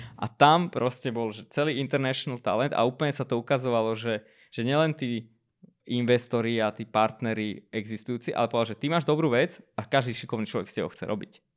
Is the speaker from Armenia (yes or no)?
yes; Armenia; now in Slovakia; ja som z Arménska